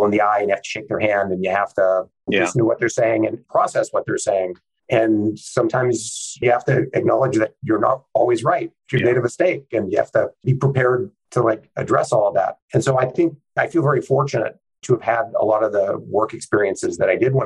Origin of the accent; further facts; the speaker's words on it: Santa Barbara, California, United States; I grew up in Santa Barbara, California